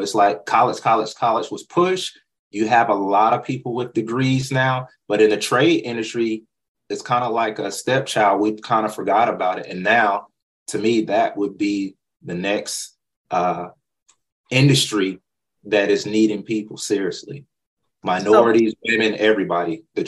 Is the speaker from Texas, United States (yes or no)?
no; North Carolina, United States; And I love North Carolina. That's where I was born and raised.